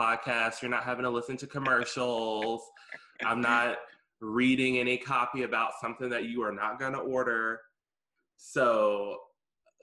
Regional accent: Mississippi, United States; I'm from Mississippi.

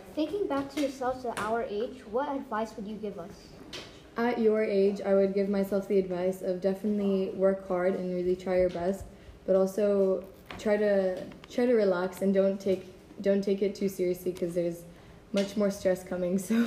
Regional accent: Hungary; I'm also in grade 9, and I'm from Hungary.

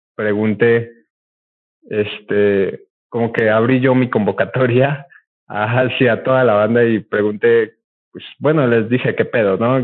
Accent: Puebla, Mexico; somos poblanos, eh, camotes poblanos

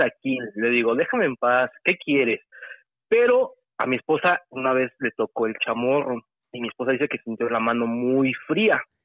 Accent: State of Mexico, Mexico; Soy del Estado de México

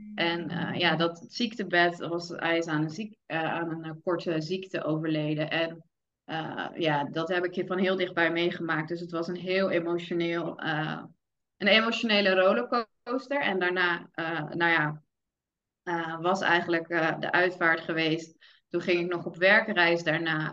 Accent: Vlaardingen, South Holland, Netherlands; moved away as an adult; now in Middelburg, Netherlands; ik kom oorspronkelijk uit Vlaardingen, mijn vriend uit Middelburg. Ik ben toen verhuisd naar, naar Middelburg

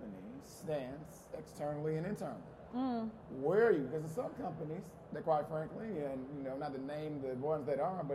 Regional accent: Atlanta, Georgia, United States; also born or lived in Los Angeles / Las Vegas; So I'm born and raised in Atlanta, lived a couple places in metropolitan areas, LA, Vegas

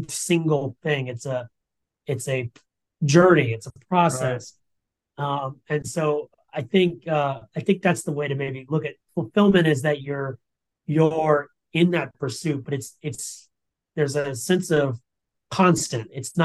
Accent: Jacksonville, Florida, United States; that's close to my hometown in Jacksonville

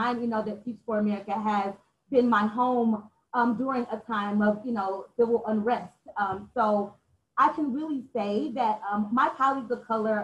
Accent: Atlanta, Georgia, United States; I'm also from Atlanta, so definitely one of those unicorns, an Atlanta native

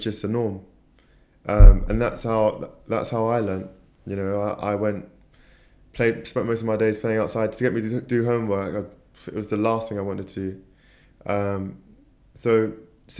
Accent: London, United Kingdom; I was born in Tooting, in South London

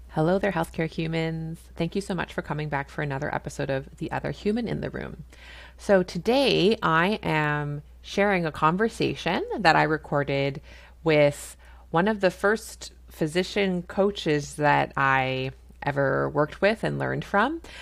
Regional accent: Canada; I'm a Canadian family physician

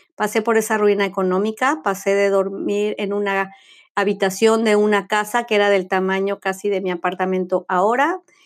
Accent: Mexico City, Mexico; now in Florida, United States; soy mexicana, nacida en Ciudad de México, ciudadana del mundo y el día de hoy vivo en el estado de Florida, en Estados Unidos

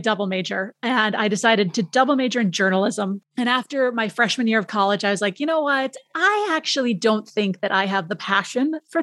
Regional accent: Minneapolis, Minnesota, United States; moved away as an adult; also born or lived in Madison, Wisconsin / Rhinelander, Wisconsin / San Francisco; I grew up in Minneapolis

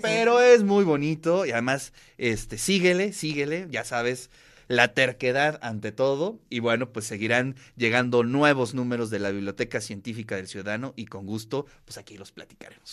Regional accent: Mexico

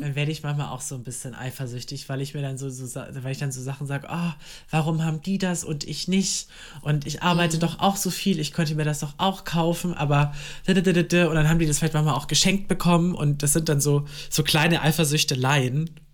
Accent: Germany; das ist ja die nächstgrößere Stadt bei mir, da wo ich aufgewachsen bin

